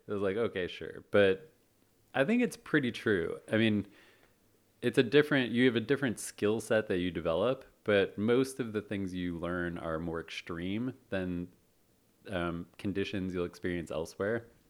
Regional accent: Chicago, Illinois, United States; moved away as an adult; now in San Francisco, United States; I grew up, uh, in Chicago, moved out here to San Francisco, in two thousand six

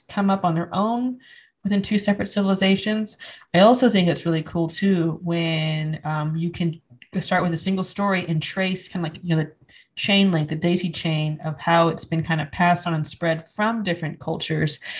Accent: United States; I was raised in the United States

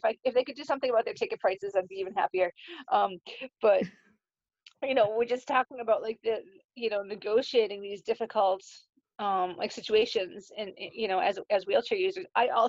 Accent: Ireland; sorry, I'm Irish, I tell a long story.

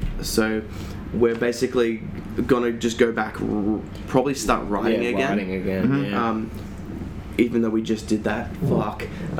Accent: Australia; I mean, we're Australian.

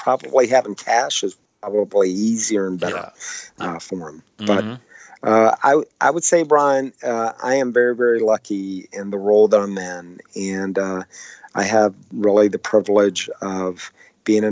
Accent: Texas, United States; now in Washington, D.C., United States; I'm from Texas originally

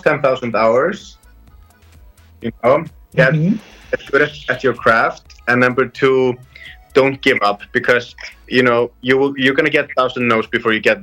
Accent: Vík, Southern Region, Iceland; they're in Vík, my hometown.

